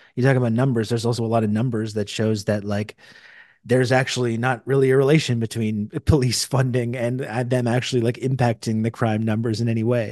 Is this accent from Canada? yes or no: yes; Canada; I'm from Canada